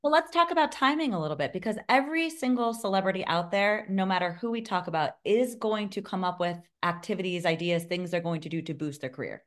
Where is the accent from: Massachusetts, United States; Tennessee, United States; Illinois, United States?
Tennessee, United States; Nashville; my hometown in Nashville